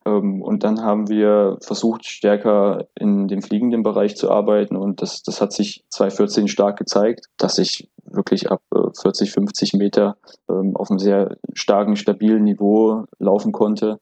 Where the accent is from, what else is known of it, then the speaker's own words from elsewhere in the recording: Plauen, Saxony, Germany; moved away as an adult; also born or lived in Syrau; now in Berlin, Germany; ich bin in Plauen geboren in Sachsen und dann wenige Kilometer weiter in Syrau, beim SC Syrau, äh, habe ich äh, meine sportliche Grundlage erfahren